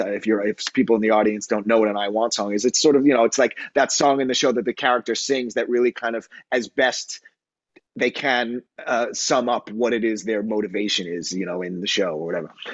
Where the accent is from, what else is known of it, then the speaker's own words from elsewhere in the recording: New York City, New York, United States; also born or lived in Long Island; I grew up in on Long Island and in New York City